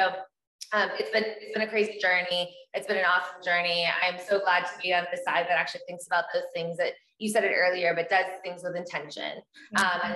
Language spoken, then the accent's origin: English; Texas, United States; I grew up in Texas.